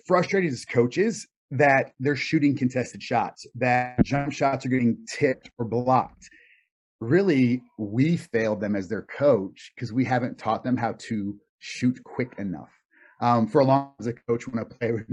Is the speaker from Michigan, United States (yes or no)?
no; North Carolina, United States; I grew up in North Carolina